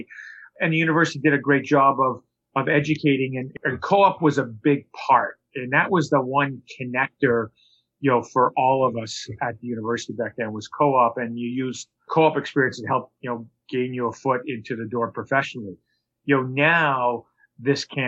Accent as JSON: {"language": "English", "town": "Montreal", "region": "Quebec", "country": "Canada", "tie": "born or raised there", "also_born_or_lived": "Toronto, Canada / Boston, United States", "moved": "yes", "said": "I grew up in Montreal and Toronto"}